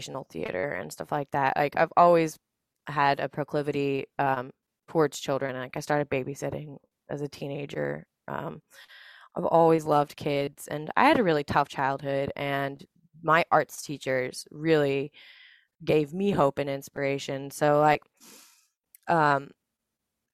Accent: Dallas, Texas, United States; moved away as an adult; also born or lived in San Antonio, Texas; now in South Carolina, United States; I'm originally from Dallas, Texas

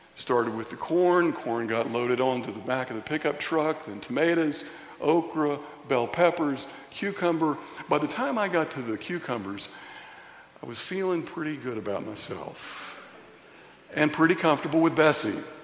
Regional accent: Signal Mountain, Tennessee, United States; growing up in Signal Mountain, Tennessee, going to Signal Mountain Elementary School on the playground

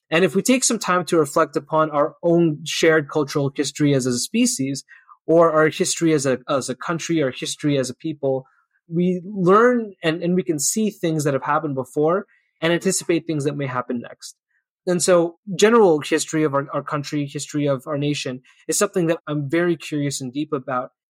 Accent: Canada; I think it's an important part of being Canadian.

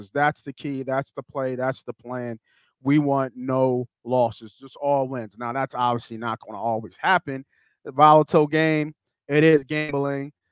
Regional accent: Philadelphia, Pennsylvania, United States; We're from Philly, fucking Philly.

